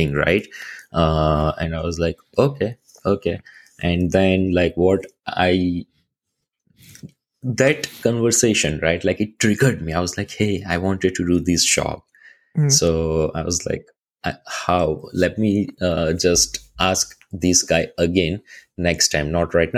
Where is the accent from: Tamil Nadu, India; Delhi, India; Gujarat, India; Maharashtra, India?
Gujarat, India; Ahmedabad; moved away as an adult; now in Canada; I'm from Ahmedabad